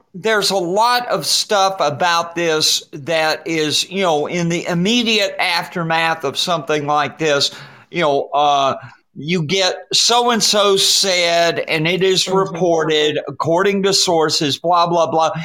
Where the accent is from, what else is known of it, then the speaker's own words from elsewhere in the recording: Atlanta, Georgia, United States; the bakery down on Ponce de Leon Street in Atlanta. We would go there on, on for field trips uh, when we were kids